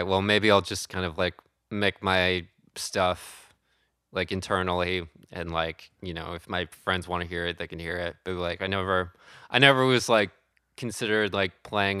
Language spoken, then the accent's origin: English; Wisconsin, United States; moved away as an adult; also born or lived in Madison, Wisconsin; now in New York, United States; I grew up in Wisconsin